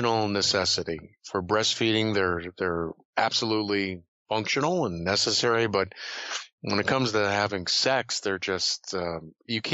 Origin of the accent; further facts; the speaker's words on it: Scotland, United Kingdom; I'm Scottish